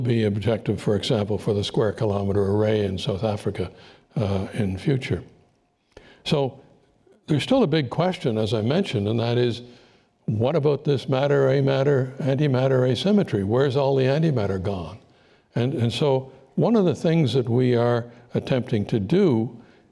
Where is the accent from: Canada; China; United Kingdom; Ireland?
Canada; as a Canadian